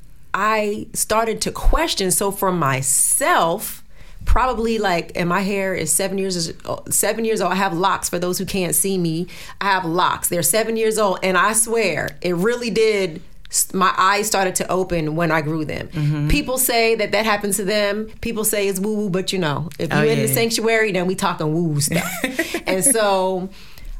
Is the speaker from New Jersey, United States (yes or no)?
yes; New Jersey, United States; when I was growing up in Jersey